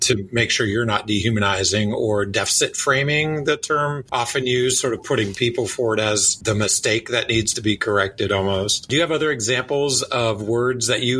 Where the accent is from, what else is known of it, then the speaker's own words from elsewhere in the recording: Tallahassee, Florida, United States; growing up in Tallahassee with the Seminoles